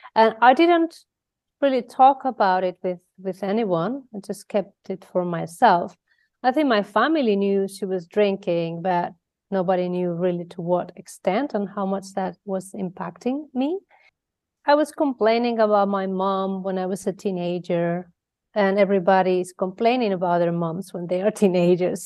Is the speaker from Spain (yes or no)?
yes; Mallorca, Balearic Islands, Spain; moved away as an adult; now in Netherlands; I'm from Spain, from Mallorca. Uh, if you don't know, Mallorca is a little island in the Mediterranean Sea. And there is where I was born and bred